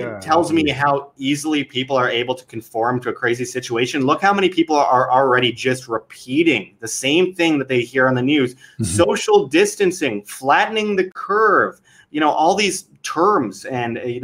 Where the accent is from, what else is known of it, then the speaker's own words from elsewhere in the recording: Winnipeg, Manitoba, Canada; my hometown of Winnipeg, Canada